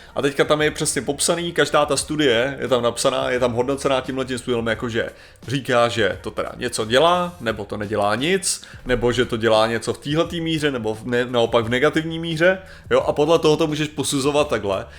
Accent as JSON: {"language": "Czech", "country": "Czechia", "said": "já jako Čech"}